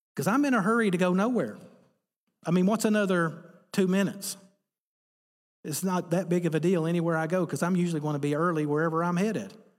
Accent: Appalachia, United States; I'm from Appalachia, America

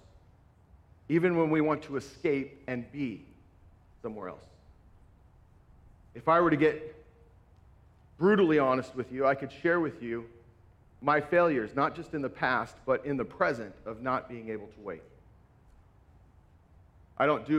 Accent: Southern California, United States; moved away; also born or lived in Northwest Iowa; I grew up in Southern California where I didn't meet any farmers, lived in the concrete jungle

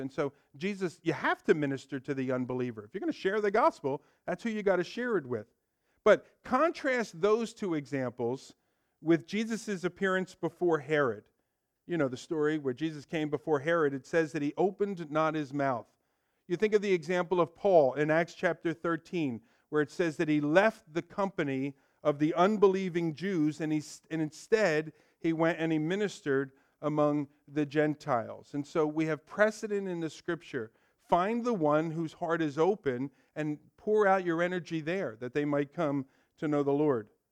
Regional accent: Ewing, New Jersey, United States; I grew up here in Ewing, so as a young kid

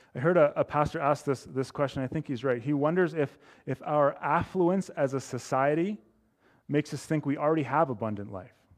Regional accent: Edmonton, Alberta, Canada; also born or lived in Calgary; living at where I grew up in Edmonton

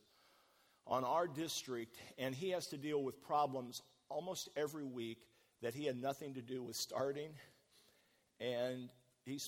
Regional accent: Midwest, United States; moved away; We grew up in the Midwest

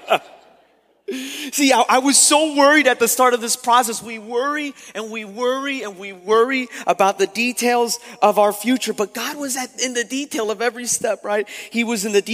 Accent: Miami, Florida, United States; moved away as an adult; also born or lived in West Palm Beach, Florida; having to move from Miami, my hometown, to West Palm

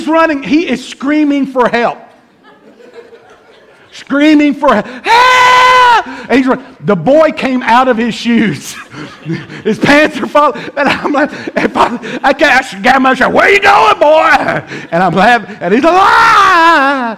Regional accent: Bemis, Tennessee, United States; I'm from Bemis

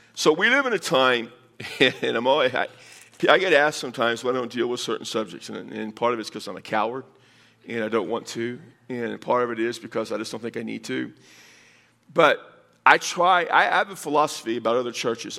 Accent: Texas, United States; now in Las Cruces, United States; I'm from Texas

